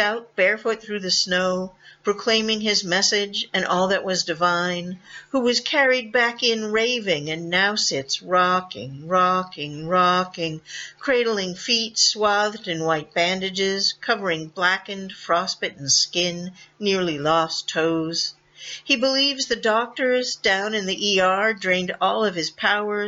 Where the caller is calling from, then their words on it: Merrimack, Massachusetts, United States; I'm calling in from Massachusetts